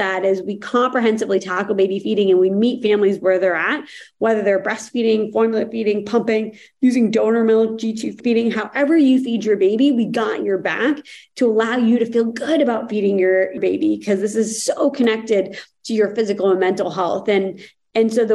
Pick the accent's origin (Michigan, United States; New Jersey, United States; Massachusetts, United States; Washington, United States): Massachusetts, United States; Boston; moved away; my background was growing up outside of Boston. So a Boston girl at heart